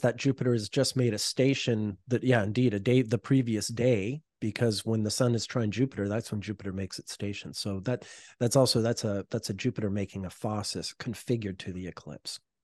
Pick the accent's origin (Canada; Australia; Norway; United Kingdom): Canada; I'm Canadian